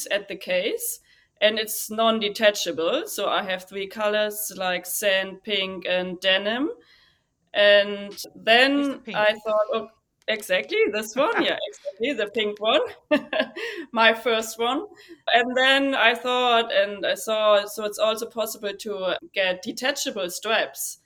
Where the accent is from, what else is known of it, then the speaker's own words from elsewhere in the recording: Germany; English is a second language; moved away as an adult; now in United States; I'm from Germany